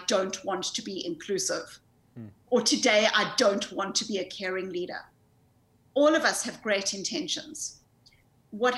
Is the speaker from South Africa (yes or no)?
yes; South Africa; accent: South African; moved away; I grew up in South Africa. I grew up in the white suburbs of apartheid South Africa